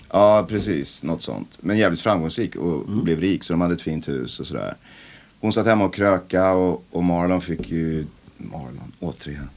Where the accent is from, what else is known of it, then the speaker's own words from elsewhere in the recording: Vallentuna, Stockholm County, Sweden; Vallentuna kyrka, den där deppiga konstiga förorten där jag växte upp